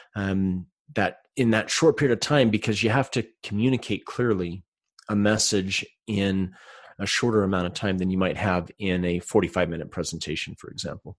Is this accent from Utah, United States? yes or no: yes; Salt Lake City, Utah, United States; I'm from Salt Lake City, Utah